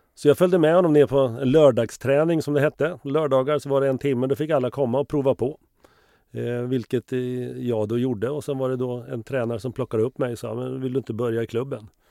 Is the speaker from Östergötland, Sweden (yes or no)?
yes; Finspång, Östergötland, Sweden; also born or lived in Liberia / Stockholm; vi kom hem från Liberia sextionio, så flyttade jag till Finspång nittonhundrasjuttio